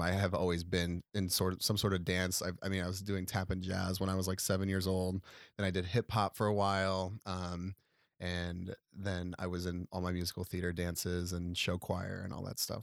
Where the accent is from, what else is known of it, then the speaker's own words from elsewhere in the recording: Chicago area, Illinois, United States; also born or lived in Nebraska; now in Chicago, United States; even though I was from the area, I wasn't from Chicago